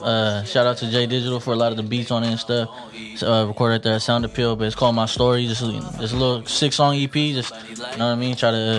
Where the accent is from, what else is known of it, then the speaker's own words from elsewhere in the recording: Stockton, California, United States; Yeah, East. I grew up right there on Vine. Vine and Filbert right there. By Fillmore School, yeah. Grew up right there. That was my grandpa's house, you know.